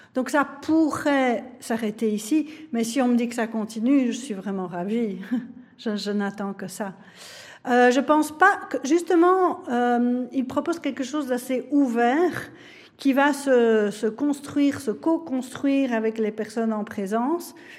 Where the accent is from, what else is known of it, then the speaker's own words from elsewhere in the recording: Belgium; nous touche tous en tant que Belges